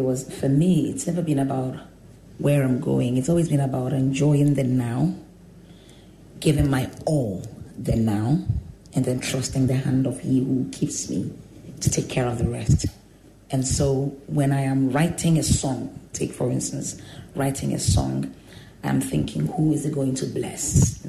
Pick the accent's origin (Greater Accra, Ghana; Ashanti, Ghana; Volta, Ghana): Ashanti, Ghana; Kumasi; also born or lived in Accra, Ghana; I was born in Accra, but at the age of 2, I was taken to Kumasi to live with my grandmother. And so there I was in Oforikrom Pentecost, Church of Pentecost.